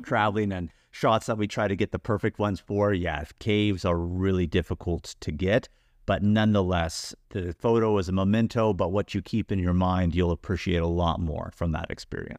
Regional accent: United States; As an American

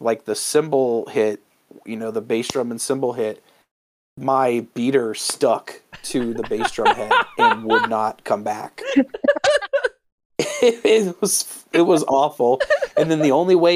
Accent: Columbus, Ohio, United States; here in Columbus, my hometown

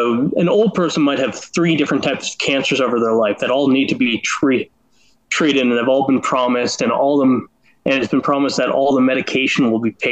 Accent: Canada; I'm Canadian

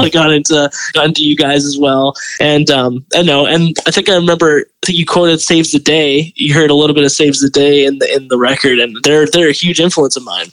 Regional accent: Delta, British Columbia, Canada; I grew up in Delta

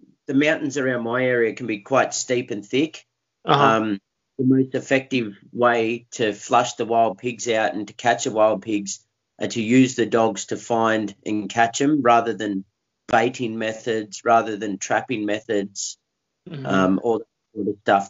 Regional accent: Australia; I'm from Australia, down south

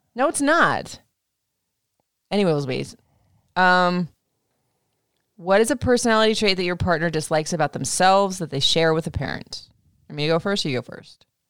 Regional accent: Florida, United States; I grew up in Florida

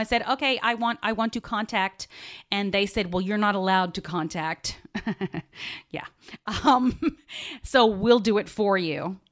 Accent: Australia; moved away; I grew up in Australia

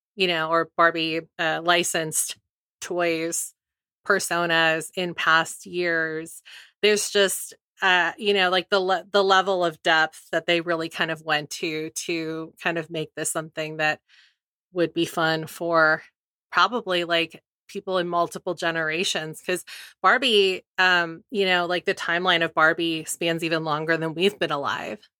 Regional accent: California, United States; I grew up in California

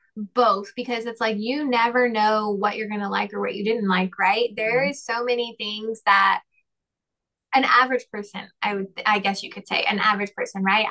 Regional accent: the South, United States; also born or lived in North Carolina / Texas / Colorado; I'm from the South

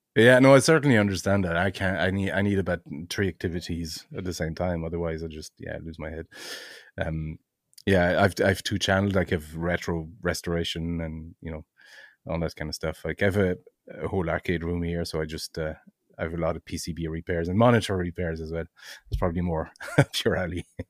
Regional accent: Brittany, France; now in Ireland; I'm originally from France, um, uh, in hmm. Brittany, in France.

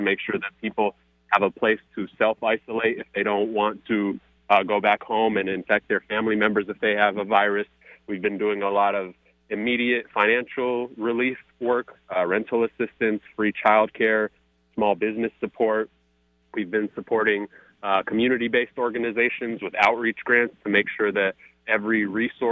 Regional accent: Seattle, Washington, United States; also born or lived in California / Philadelphia; I grew up in South Seattle

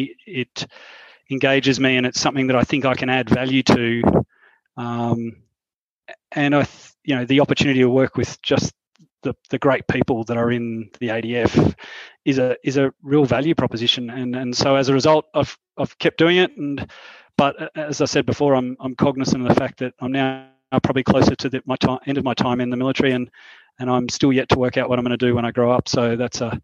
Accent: Queensland, Australia; moved away as an adult; my home state of Queensland

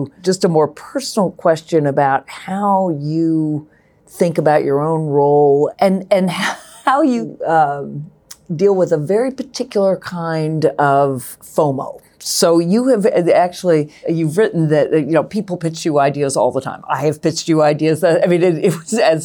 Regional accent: Charlottesville, Virginia, United States; I grew up in Charlottesville

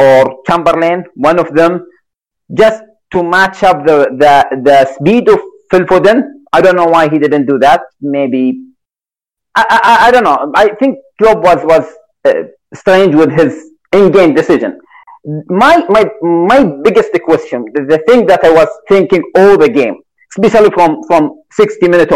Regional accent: Saudi Arabia; I'm from Saudi Arabia, so I'm Arabic.

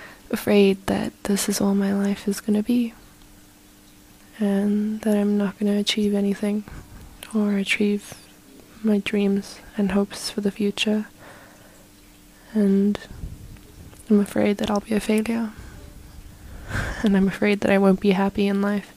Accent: South Africa; I'm from South Africa. I'm 16

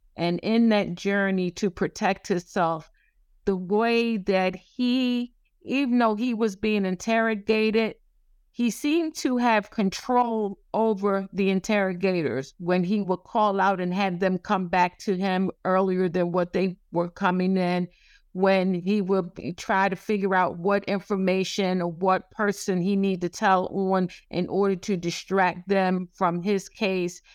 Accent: the South, United States; I'm from the South

